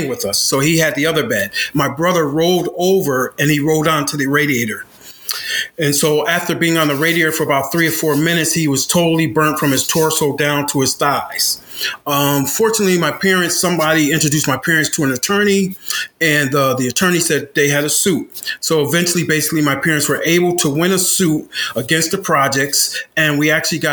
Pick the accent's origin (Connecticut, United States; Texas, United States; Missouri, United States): Connecticut, United States; Bridgeport; moved away as an adult; I grew up in Beardsley Terrace in Bridgeport, Connecticut